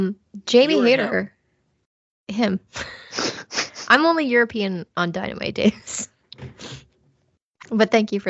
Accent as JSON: {"language": "English", "country": "Germany", "said": "I know nothing of my heritage. I just know I'm from Germany."}